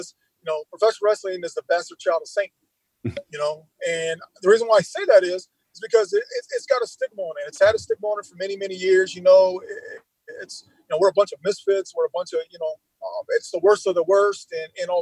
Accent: Lima, Ohio, United States; the Lima area, my hometown

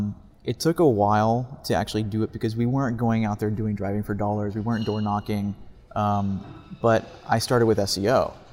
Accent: Baton Rouge, Louisiana, United States; now in Houston, United States; I'm from Baton Rouge, Louisiana.

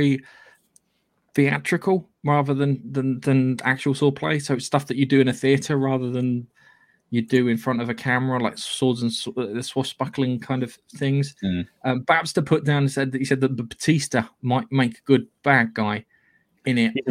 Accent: England, United Kingdom

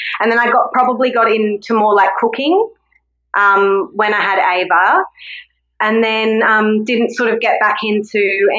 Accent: Brisbane, Queensland, Australia; also born or lived in Sunshine Coast, Australia; now in Peregian Beach, Australia; I grew up in Brisbane, which is a small city, an hour and a half away from where we are now. But I've lived here for the last 17 years.

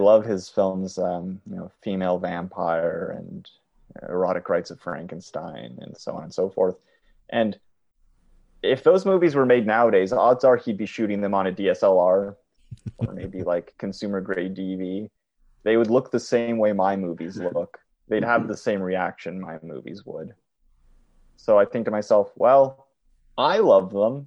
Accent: Mattawa, Ontario, Canada; now in North Bay, Canada; I was born in a small Ontarian town called Mattawa, which has an incredibly small population. I lived there till I was about 11 years old

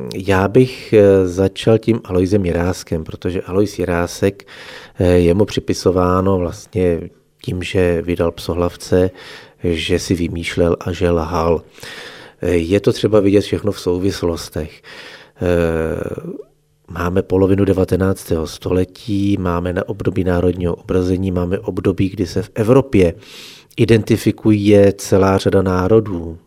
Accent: Chodsko, Plzeň Region, Czechia; accent: Chod dialect

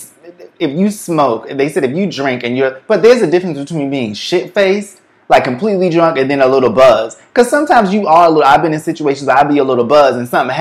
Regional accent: Boston, Massachusetts, United States; moved away as an adult; now in New York, United States; I grew up in Boston

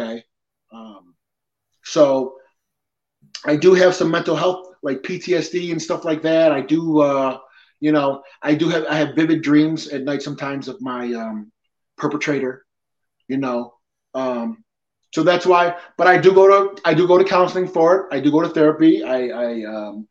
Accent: Depew, New York, United States; also born or lived in Peñuelas, Puerto Rico; I was born in Puerto Rico. I was adopted at about 5 months old. My father's side is Italian and my mother's side is Irish. And I pretty much lived in Lancaster, Depew my whole life

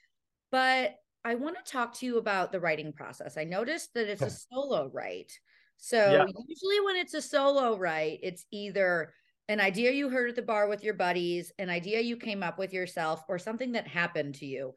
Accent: Chicago, Illinois, United States; growing up in Chicago.

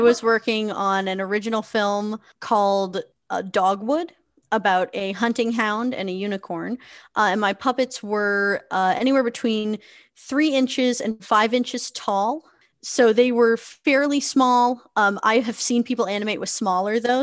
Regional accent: New Hampshire, United States; also born or lived in Connecticut; I am a puppeteer from New Hampshire, which is on the east coast

